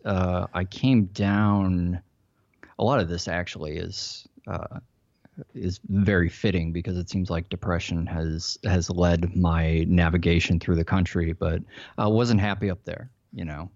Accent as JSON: {"language": "English", "town": "Chicago", "region": "Illinois", "country": "United States", "tie": "born or raised there", "also_born_or_lived": "Silicon Valley, California", "moved": "as an adult", "lives_now": "Los Angeles, United States", "said": "I grew up in Chicago."}